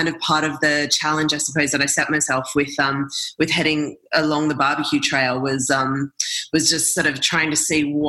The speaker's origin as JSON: {"language": "English", "country": "Australia", "moved": "as an adult", "lives_now": "New Orleans, United States", "said": "I'm Australian and I moved to New Orleans a couple of years ago"}